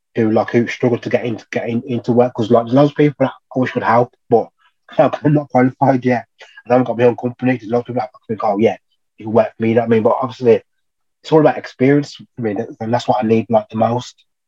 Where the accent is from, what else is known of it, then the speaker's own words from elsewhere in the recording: Birmingham, West Midlands, United Kingdom; now in Loughborough, United Kingdom; I'm originally from Birmingham, Cow accent.